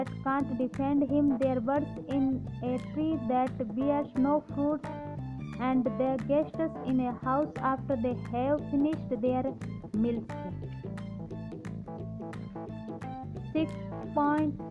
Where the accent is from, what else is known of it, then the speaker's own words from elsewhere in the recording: India; I am from India.